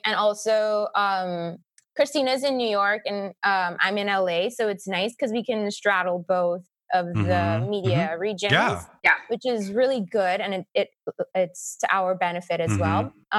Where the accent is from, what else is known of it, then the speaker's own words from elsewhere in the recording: Trinidad & Tobago; And it's not just we're from Trinidad, like our parents are Middle Eastern.